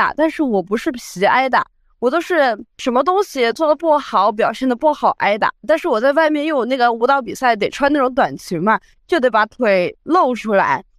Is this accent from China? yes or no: yes; Chongqing, China; 是重庆人。